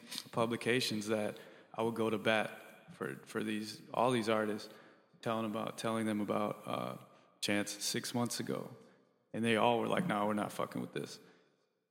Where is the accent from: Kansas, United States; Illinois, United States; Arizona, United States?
Illinois, United States; Chicago; I'm from the Hyde Park where Vic is from and Wiley